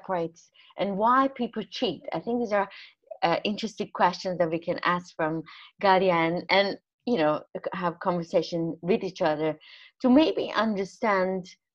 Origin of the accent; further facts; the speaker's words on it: Iran; I'm coming from a Muslim country as well. I'm coming from Iran, actually.